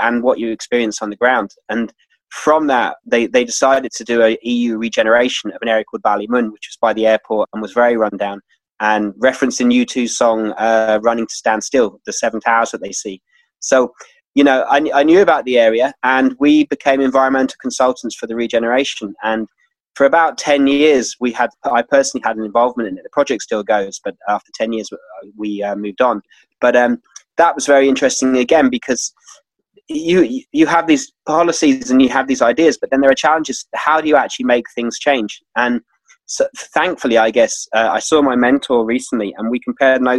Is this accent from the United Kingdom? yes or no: yes; London, United Kingdom; moved away as an adult; also born or lived in Washington, D.C. / Madrid / Central America; now in Ireland; Then I came to Ireland. So I'm actually from London.